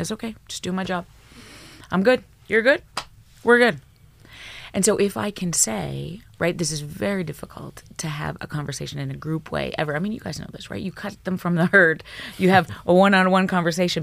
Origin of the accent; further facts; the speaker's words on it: Alberta, Canada; I grew up in Alberta, small town Alberta